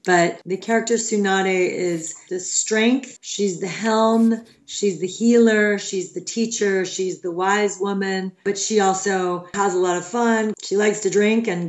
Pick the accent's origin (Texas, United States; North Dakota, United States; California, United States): California, United States; Los Angeles; I grew up in Los Angeles.